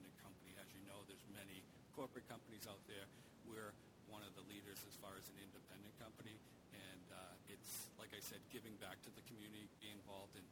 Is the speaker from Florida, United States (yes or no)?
no; Weymouth, Massachusetts, United States; I grew up in Weymouth